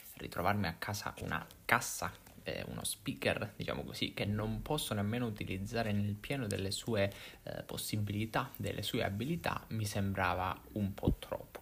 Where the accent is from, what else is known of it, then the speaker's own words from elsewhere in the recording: Italy; accent: Italian; la lingua inglese dettata da un italiano, quindi da una persona italiana. Non so se sia un problema di accento, del nostro accento